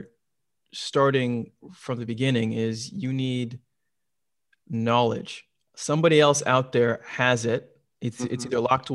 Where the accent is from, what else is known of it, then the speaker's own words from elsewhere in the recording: Minneapolis–Saint Paul, Minnesota, United States; renovate homes in the Twin Cities where I grew up in Minnesota. Where I'm originally from.